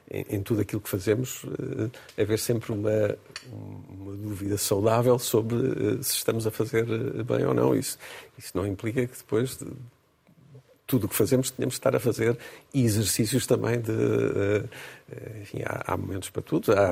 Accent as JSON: {"language": "Portuguese", "country": "Portugal", "said": "continua a ser a transportadora que eu privilegio, porque sou português"}